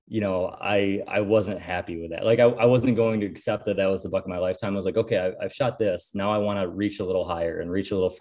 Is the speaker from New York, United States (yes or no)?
yes; Western New York, United States; moved away as an adult; now in Ohio, United States; I live in Ohio currently. I'm originally from Western New York